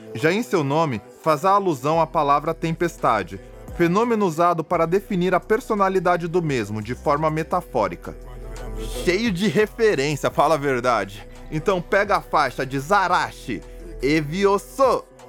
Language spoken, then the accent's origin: Portuguese; Taboão da Serra, São Paulo, Brazil; moved away as an adult; now in Rio Grande do Sul, Brazil; eu venho de Taboão da Serra, uma periferia da zona sul de São Paulo, próximo a Osasco e Capão Redondo